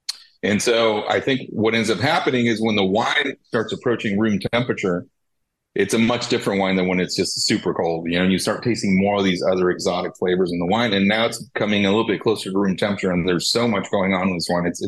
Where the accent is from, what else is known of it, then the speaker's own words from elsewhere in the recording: California, United States; They actually are owners and operators from California, which is great for me as a Californian.